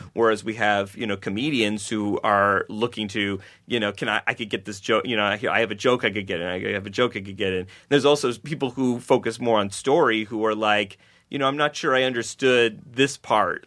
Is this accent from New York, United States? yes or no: yes; Buffalo, New York, United States; I grew up in Buffalo, New York